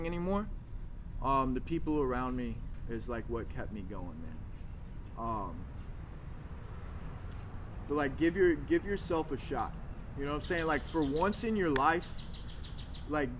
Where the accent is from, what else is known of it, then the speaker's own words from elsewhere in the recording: Arkansas, United States; moved away; I'm from Arkansas.